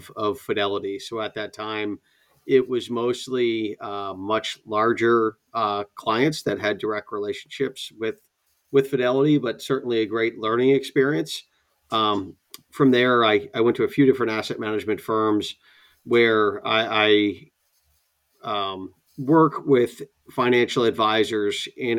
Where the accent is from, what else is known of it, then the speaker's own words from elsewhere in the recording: Rhode Island, United States; moved away; also born or lived in upstate New York / Boston area; I grew up in Rhode Island